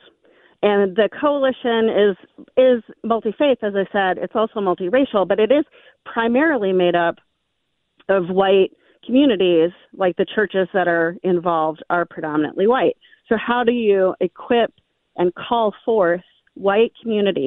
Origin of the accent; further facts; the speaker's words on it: Memphis, Tennessee, United States; now in Minnesota, United States; I grew up in Memphis, Tennessee